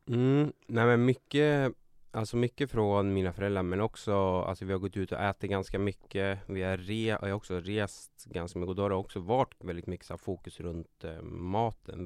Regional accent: Katrineholm, Södermanland, Sweden; also born or lived in Nyköping; jag föddes i Nyköping och uppvuxen i Katrineholm.

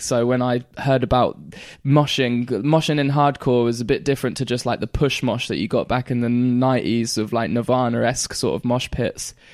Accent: Great Yarmouth, East of England, United Kingdom; also born or lived in Caister-on-Sea; we moved from Caister back to Great Yarmouth at this point

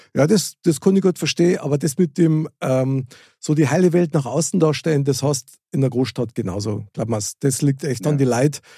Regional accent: Munich, Bavaria, Germany; moved away; also born or lived in Fürstenfeldbruck; ich bin direkt in der Stadtmitte aufgewachsen von München.

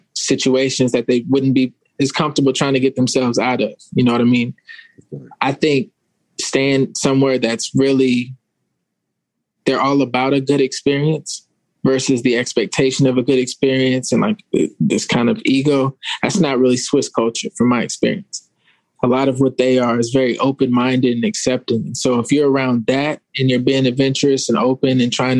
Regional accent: Arizona, United States; I grew up in Arizona

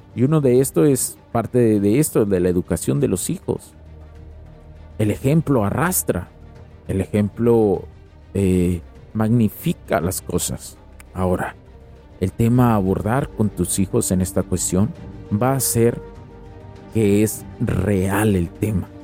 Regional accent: Mexico; en México somos Estados Unidos mexicanos

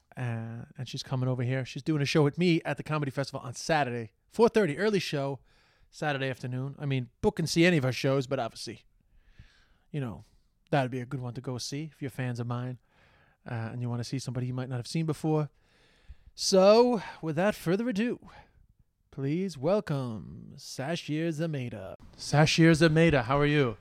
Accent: New York City, New York, United States; I'm from Flushing

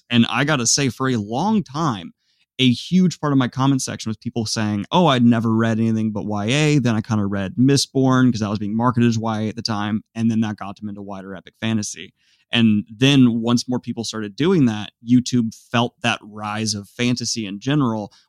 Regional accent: Virginia, United States; also born or lived in Columbus, Ohio; came back uh, home to Virginia.

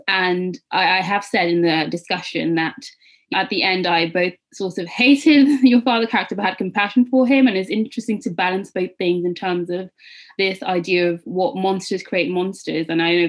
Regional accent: Nigeria; particularly as a Nigerian West African person reading this story

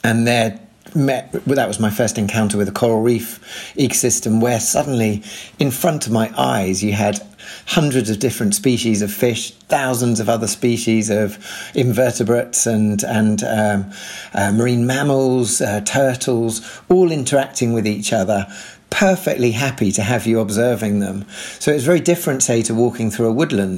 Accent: London, United Kingdom; I grew up in North London

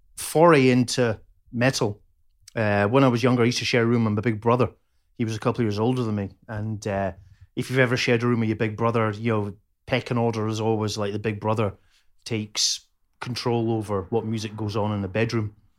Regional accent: Dunfermline, Scotland, United Kingdom; moved away as an adult; also born or lived in Plymouth / Edinburgh; now in Liverpool, United Kingdom; So I lived in Pitcairthy from nineteen seventy-seven.

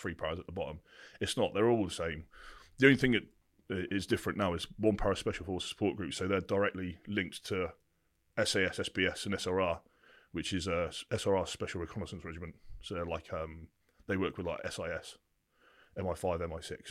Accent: Bampton, South East England, United Kingdom; also born or lived in Burford; I started in a place called Burford in the Cotswolds. That's where I was essentially brought up until I was nine years old.

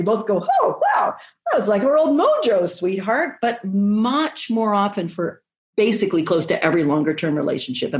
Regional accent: Canada; I'm Canadian

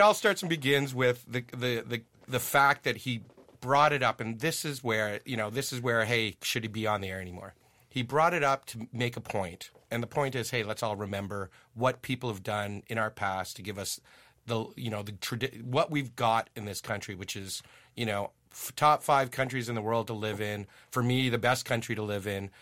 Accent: Ottawa, Ontario, Canada; also born or lived in Germany; I'm from Ottawa. I'm from Riverside Park

